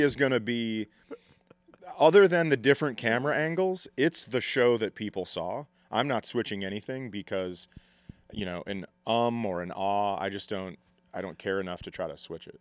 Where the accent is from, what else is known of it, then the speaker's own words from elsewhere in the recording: Fergus Falls, Minnesota, United States; I grew up in Fergus